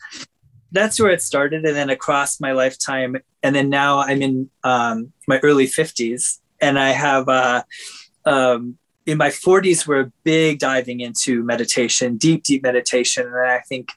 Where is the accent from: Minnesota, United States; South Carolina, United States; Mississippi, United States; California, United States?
Minnesota, United States; I was raised in Minnesota